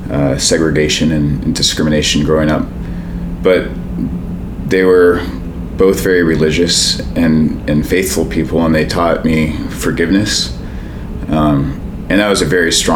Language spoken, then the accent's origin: English; Oakland, California, United States; I grew up here in Oakland